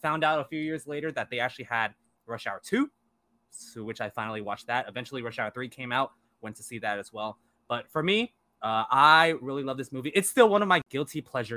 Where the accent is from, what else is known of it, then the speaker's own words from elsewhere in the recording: San Francisco, California, United States; an Asian guy growing up in San Francisco